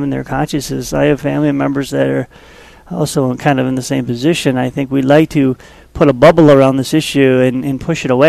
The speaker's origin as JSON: {"language": "English", "town": "Winona", "region": "Minnesota", "country": "United States", "tie": "born or raised there", "also_born_or_lived": "Wisconsin Rapids, Wisconsin", "said": "I was moved to Winona, Minnesota when I was really young, raised there"}